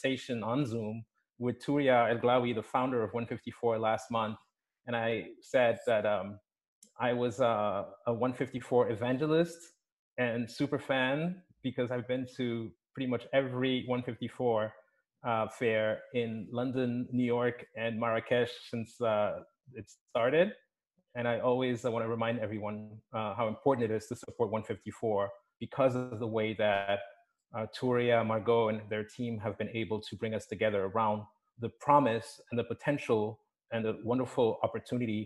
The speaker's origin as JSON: {"language": "English", "town": "Lomé", "region": "Maritime", "country": "Togo", "tie": "born or raised there", "said": "the Palais de Lomé in my hometown, Lomé, Togo"}